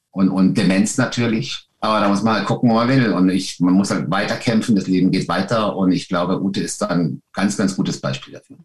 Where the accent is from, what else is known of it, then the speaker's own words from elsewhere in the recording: Lörrach, Baden-Württemberg, Germany; also born or lived in Weil am Rhein; now in Kandern, Germany; ich bin ja von Lörr in Lörrach geboren